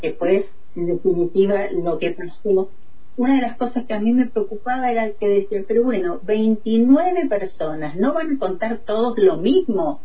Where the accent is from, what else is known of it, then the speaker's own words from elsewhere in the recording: Choele Choel, Río Negro, Argentina; also born or lived in Salta, Argentina / Bariloche, Argentina; soy nacida en el norte, en Salta, donde mis papás vivían, pero llegué a la Patagonia cuando tenía dos años. Bueno, y ya me afinqué acá.